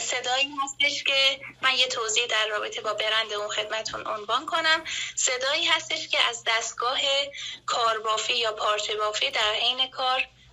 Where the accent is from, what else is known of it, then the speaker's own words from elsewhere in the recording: Khur, Isfahan, Iran; moved away as an adult; also born or lived in Iraj village; now in Iraj, Iran; از خور که زادگاه من بود مهاجرت کنم به روستای ایراج